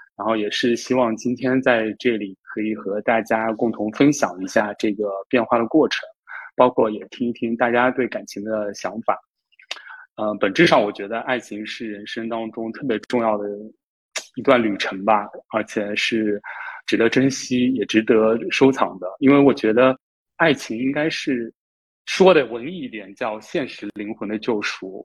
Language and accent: Chinese; Jiangsu, China; 我来自江苏，然后现在就职于一个政策型银行的公司信贷部